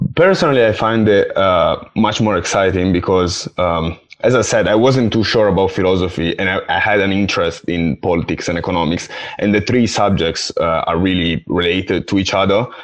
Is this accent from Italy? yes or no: yes; Italy; moved away as an adult; now in Essex, United Kingdom; I come from Italy